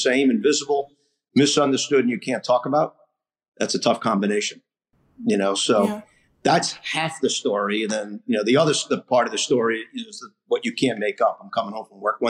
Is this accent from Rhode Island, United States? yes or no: yes; Rhode Island, United States; also born or lived in Ohio; I grew up here in Rhode Island